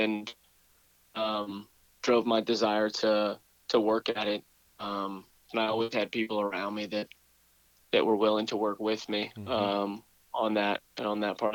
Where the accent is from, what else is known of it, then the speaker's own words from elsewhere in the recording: Winston-Salem, North Carolina, United States; moved away as an adult; also born or lived in Stanford University, California; I'm born and raised in Winston.